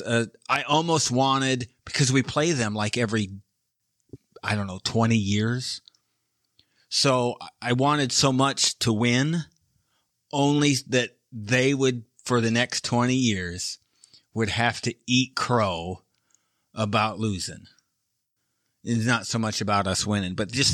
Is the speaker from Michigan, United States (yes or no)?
yes; Michigan, United States; I'm from Michigan.